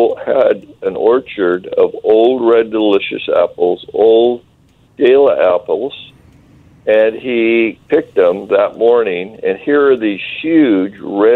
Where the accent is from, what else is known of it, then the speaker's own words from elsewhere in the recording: Eastern Washington, United States; I'm from Eastern Washington, and my family had orchards up at Oroville, south of Penticton